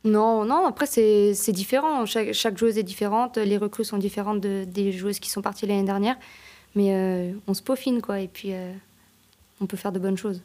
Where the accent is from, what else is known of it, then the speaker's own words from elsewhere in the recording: Annecy, Auvergne-Rhône-Alpes, France; moved away as an adult; now in Geneva, Switzerland; Je viens d'Annecy, mais j'ai joué à Annecy-le-Vieux